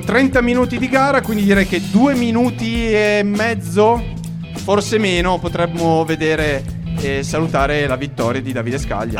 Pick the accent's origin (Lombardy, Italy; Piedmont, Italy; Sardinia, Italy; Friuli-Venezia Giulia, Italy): Piedmont, Italy; Monferrato; dalle mie parti di 15 km in mezzo alle mie colline, quindi insomma è casa